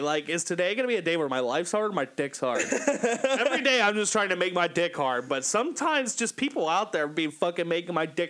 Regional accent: Kentucky, United States; I am from Kentucky.

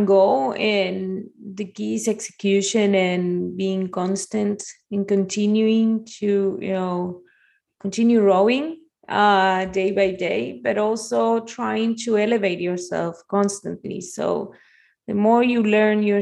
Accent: Argentina; moved away as an adult; also born or lived in Spain; now in Miami, United States; I'm Argentinian. I was born in Argentina

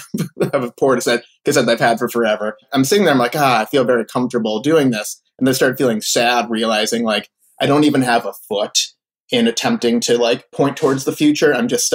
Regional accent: Florida, United States; born there; also born or lived in Philadelphia / Chicago; So I was born in Florida. He worked at a hospital there.

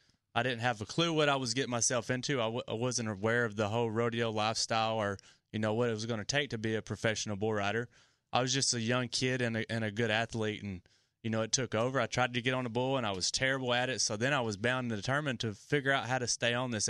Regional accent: Georgia, United States

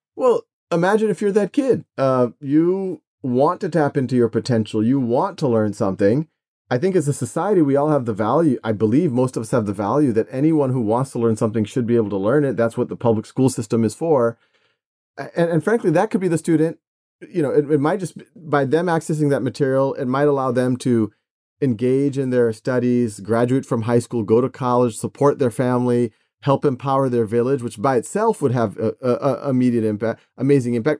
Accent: Metairie, Louisiana, United States; I was born and raised in Metairie, Louisiana, which is, uh, right outside of New Orleans

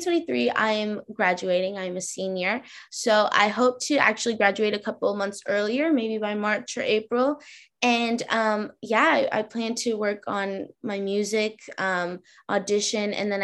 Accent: Boston, Massachusetts, United States; born there; also born or lived in New York; I was born in Boston, right? So I definitely had snow days.

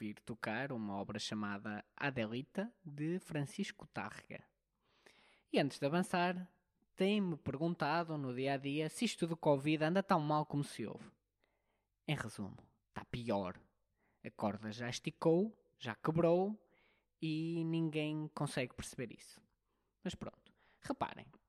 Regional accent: Portugal; um bom português

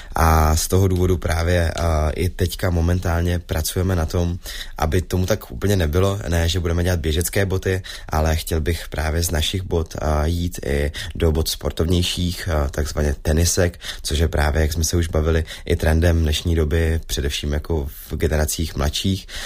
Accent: Zlín, Zlín Region, Czechia; jsem ze Zlína

